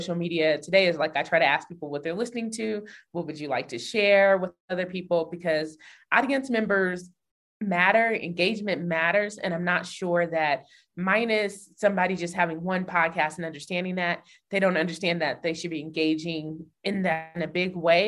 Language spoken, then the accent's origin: English; Denver, Colorado, United States; Growing up in Denver, the city, like where I live, in the main part of the city, was actually where Black people live